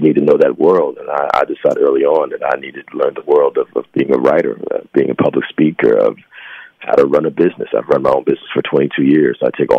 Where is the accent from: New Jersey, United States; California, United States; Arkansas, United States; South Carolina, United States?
New Jersey, United States; born there; now in New York, United States; Well, Jersey. And I've lived in New York for almost 30 years.